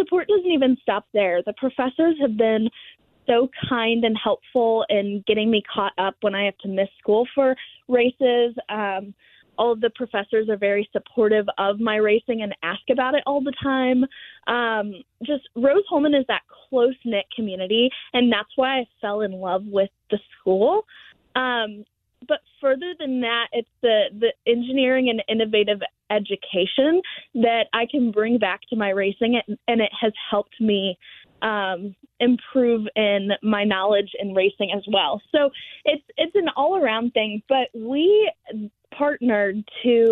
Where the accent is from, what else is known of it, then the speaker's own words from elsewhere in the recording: DeSoto, outside of Katy, Texas, United States; I grew up in a small town outside of Katy. It's called DeSoto